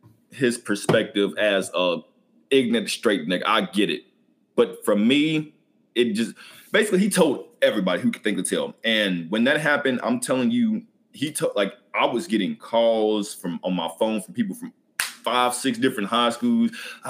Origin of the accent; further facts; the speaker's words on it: Lexington, Kentucky, United States; Lexington, Kentucky.